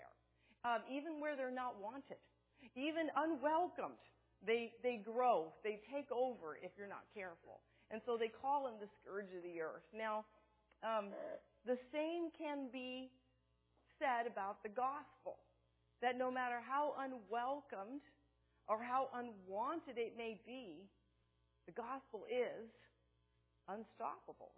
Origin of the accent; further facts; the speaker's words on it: California, United States; also born or lived in Seattle, Washington; so I was really born here, for the most part raised here, but for 2 years lived up in the Seattle area. So moving from California